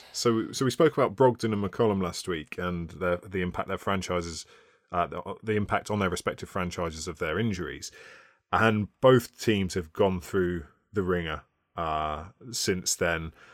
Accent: United Kingdom; We're British.

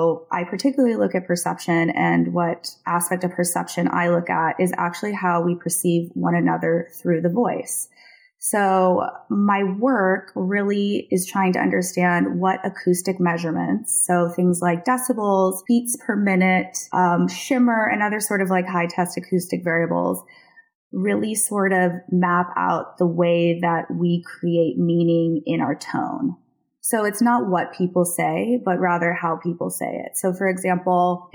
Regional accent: Seattle, Washington, United States; moved away as an adult; also born or lived in South Florida / San Francisco / New York; now in London, United Kingdom; I am actually originally from South Florida, but spent most of my adolescence in Seattle and my 20s in San Francisco and New York, and now I live in London.

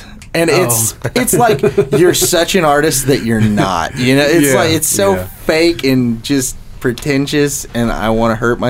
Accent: Seymour, Indiana, United States; Well, we're from Seymour, Indiana

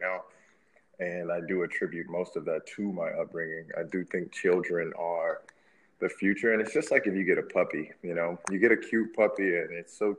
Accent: Memphis, Tennessee, United States; my hometown of Memphis

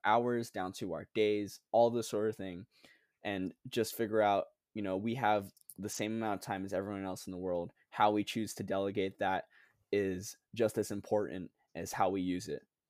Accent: Guam; moved away as an adult; also born or lived in Philippines; now in Charleston, United States; I was born in the Philippines, but raised in the island of Guam

